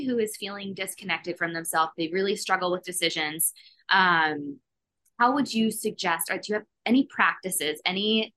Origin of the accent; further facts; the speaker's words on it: Philadelphia, Pennsylvania, United States; I'm from Philly